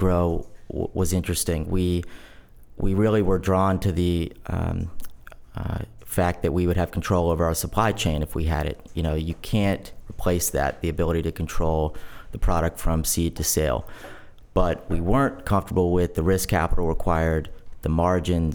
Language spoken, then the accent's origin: English; Bethesda, Maryland, United States; also born or lived in Miami, Florida / Annapolis, Maryland; I grew up in Bethesda, Maryland, in Montgomery County.